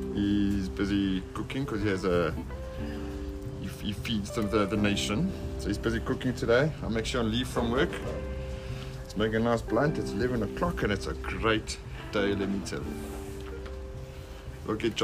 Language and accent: English; Johannesburg, Gauteng, South Africa; we are from South Africa. Johannesburg, South.